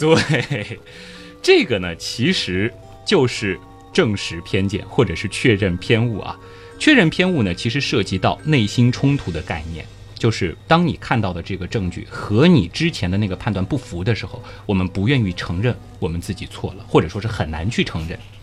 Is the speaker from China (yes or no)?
yes; Shanghai, China; 我是上海人